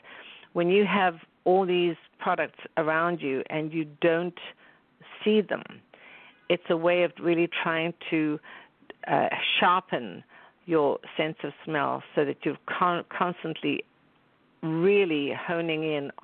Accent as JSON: {"language": "English", "country": "South Africa", "tie": "born or raised there", "moved": "yes", "said": "growing up in South Africa"}